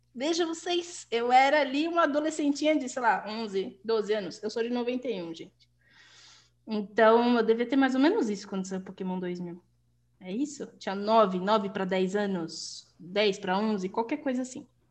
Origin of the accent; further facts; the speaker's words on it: Guarulhos, São Paulo, Brazil; first language Portuguese; a gente saía de Guarulhos, porque nós dois somos de Guarulhos